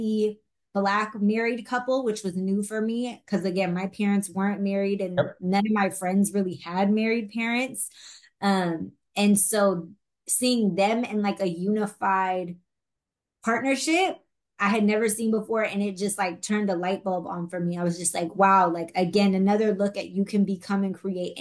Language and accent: English; Bay Area, Northern California, United States; now in Los Angeles, United States; I'm from the Bay Area. Like I mentioned, I was very blessed. My parents did everything they could to keep me in a private school